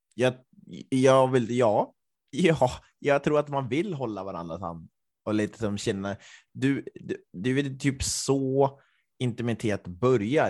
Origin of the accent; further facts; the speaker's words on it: Östersund, Jämtland, Sweden; min hemort Östersund